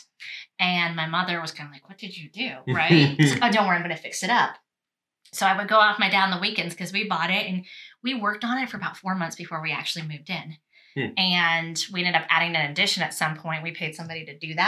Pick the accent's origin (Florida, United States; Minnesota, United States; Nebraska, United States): Nebraska, United States; Lincoln; I'm technically right from this city, so Lincoln, Nebraska, and the surrounding towns. So, like, I grew up in Lincoln and Douglas and Firth and Roca